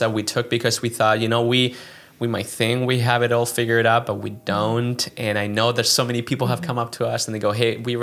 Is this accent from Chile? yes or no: yes; Chile; English is a second language; moved away as an adult; also born or lived in Philadelphia, United States / New York, United States; now in United States; I am originally from Chile, and I grew up there